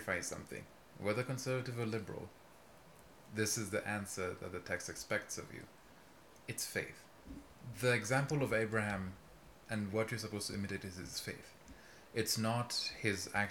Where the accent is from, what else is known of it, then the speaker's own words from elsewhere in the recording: Kenya; I'm from Kenya.